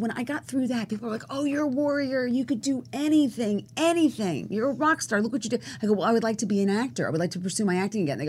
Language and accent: English; Cherry Hill, New Jersey, United States; also born or lived in New York City / Bronx, New York; and I was born there, and then we lived in the Bronx at first. And then when I was 6, we moved to New Jersey, a place called Cherry Hill, New Jersey.